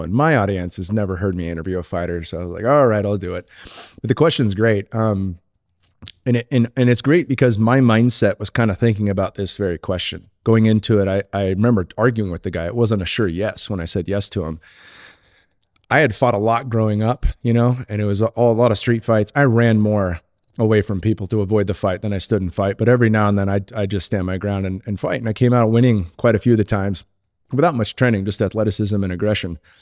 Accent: Silicon Valley, California, United States; I grew up in the Silicon Valley

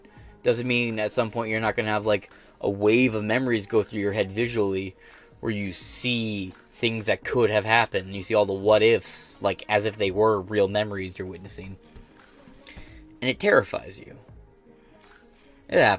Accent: United States; as an American

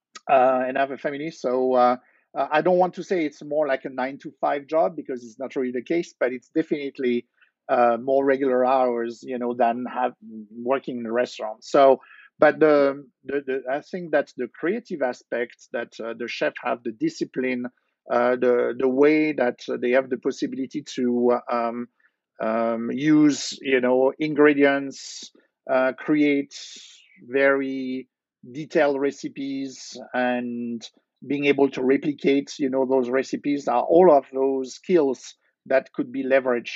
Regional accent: Versailles, Île-de-France, France; English is a second language; moved away as an adult; also born or lived in Nice, France; now in New Jersey, United States; I grew up in France, and in fact, I moved to Jersey 20 years ago

